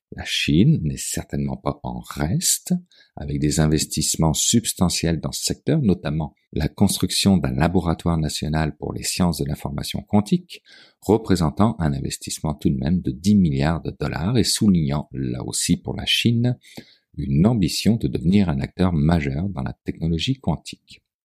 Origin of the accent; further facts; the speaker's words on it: Quebec, Canada; Chez nous, au Québec